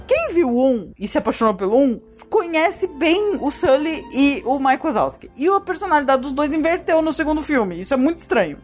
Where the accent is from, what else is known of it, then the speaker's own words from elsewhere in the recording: Brazil; a gente é brasileiro e brasileiro